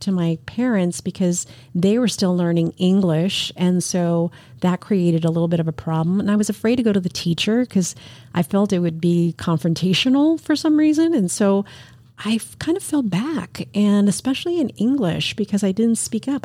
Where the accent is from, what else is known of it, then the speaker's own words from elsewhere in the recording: New York City, New York, United States; I was born in New York City